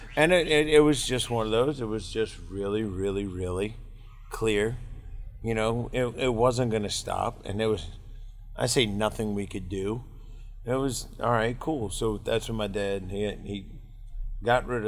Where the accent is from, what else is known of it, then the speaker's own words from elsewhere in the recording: Metairie, Louisiana, United States; we grew up in Metairie, which is a suburb of New Orleans